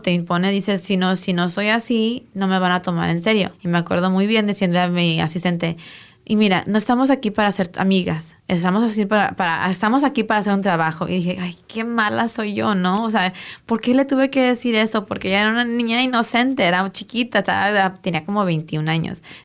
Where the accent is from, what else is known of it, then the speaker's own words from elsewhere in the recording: Tijuana, Baja California, Mexico; moved away; also born or lived in San Diego / Guadalajara; Nací en San Diego, crecí en Tijuana, entre Tijuana y Guadalajara fue la mayoría de mi infancia hasta mi adolescencia